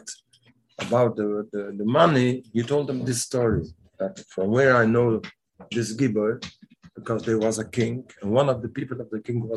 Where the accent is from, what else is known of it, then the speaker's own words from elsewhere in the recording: Montreal, Quebec, Canada; In Canada, I'm from Montreal.